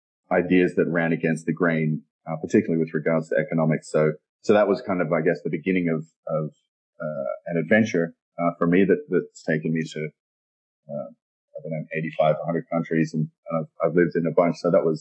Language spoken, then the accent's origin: English; Australia; accent: Australian; moved away; also born or lived in London; My accent is Australian. It's a little buried from having spent so much time abroad. But I first moved from Australia.